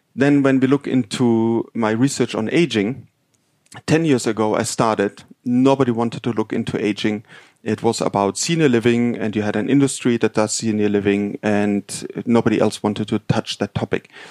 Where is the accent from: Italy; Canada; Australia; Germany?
Germany; Munich, Bavaria; moved away; I'm actually from Munich